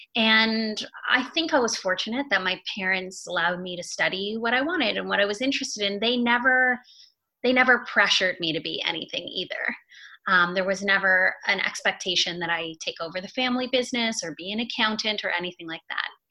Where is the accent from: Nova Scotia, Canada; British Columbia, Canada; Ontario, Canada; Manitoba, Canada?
Ontario, Canada; Toronto; also born or lived in Montreal; I'm from Toronto. Mm-hmm. I'm a Canadian. I was born in Toronto. I was raised in the suburbs of Toronto